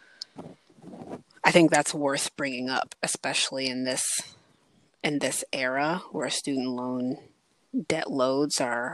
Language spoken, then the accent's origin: English; Prince George's County, Maryland, United States; I'm from Prince George's County